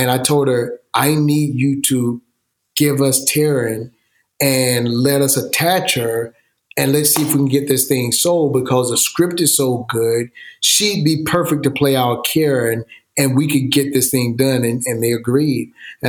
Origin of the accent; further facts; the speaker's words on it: Georgia, United States; now in Los Angeles, United States; I'm born and raised in Georgia. I love Georgia. Absolutely love Georgia.